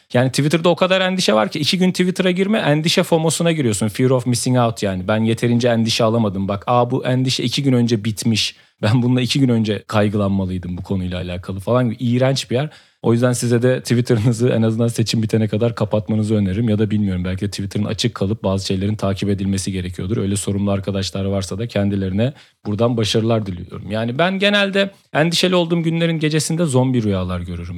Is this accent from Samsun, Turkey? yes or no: yes; Samsun, Turkey; bir Samsunlu olarak